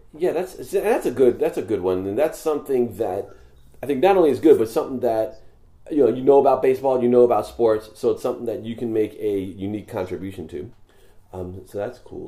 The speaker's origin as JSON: {"language": "English", "region": "New York", "country": "United States", "tie": "born or raised there", "moved": "yes", "lives_now": "Los Angeles, United States", "said": "when I was growing up in New York"}